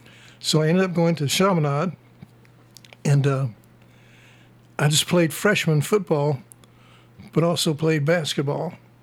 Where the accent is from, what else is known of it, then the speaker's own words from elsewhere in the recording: Tuscaloosa, Alabama, United States; I was born in Tuscaloosa, Alabama.